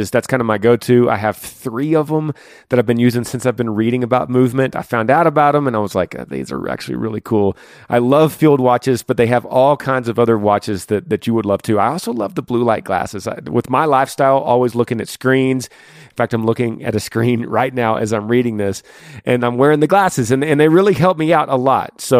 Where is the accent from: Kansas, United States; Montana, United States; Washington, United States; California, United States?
Washington, United States; I'm from Northwest Washington, 35 years old.